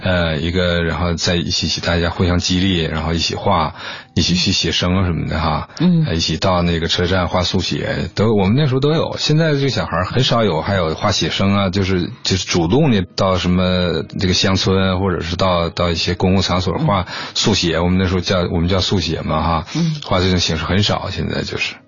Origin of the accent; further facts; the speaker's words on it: Liaoyang, Jinzhou, Liaoning, China; 好像在辽阳的一个，一个小地方 嗯 ，呃，小时候就在那儿度过的 嗯 ，然后又，又搬到了锦州那边，有一个，一个劳改农场